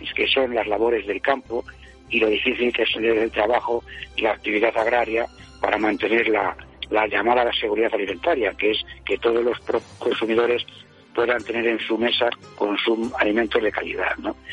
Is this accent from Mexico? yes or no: no; La Puebla Nueva, Castilla-La Mancha, Spain; me encuentro en la costa del Rastrojo, en Puebla Nueva, provincia de Toledo. Precisamente hoy, sábado día 3, es la víspera de la fiesta de mi pueblo